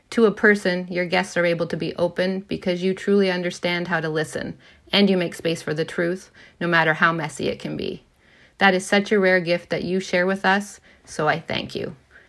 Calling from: Ottawa, Ontario, Canada; I'm calling from Ottawa, Ontario.

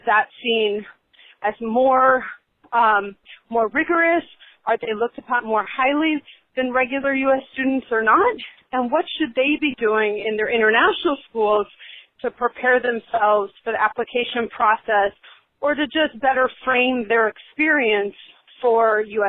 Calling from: Washington, District of Columbia, United States

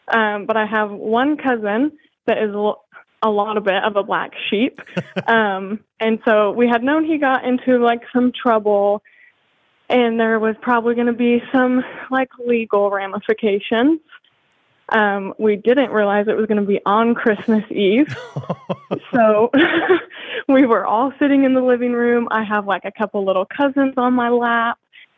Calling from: Washington, United States; I live in Tri-Cities, Washington.

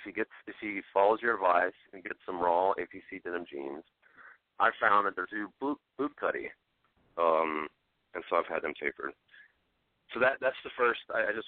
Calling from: Tennessee, United States; Calling from Tennessee.

